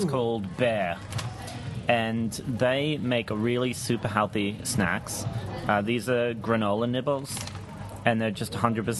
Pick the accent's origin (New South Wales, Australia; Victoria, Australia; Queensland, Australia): Queensland, Australia; Brisbane